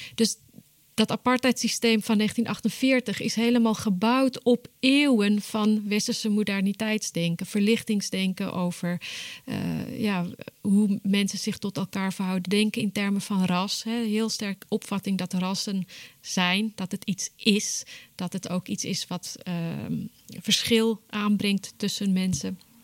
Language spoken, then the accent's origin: Dutch; Johannesburg, Gauteng, South Africa; moved away as an adult; now in Groningen, Netherlands; Ik ben geboren en getogen in Johannesburg, Zuid-Afrika, maar ik woon sinds 2000 in Groningen.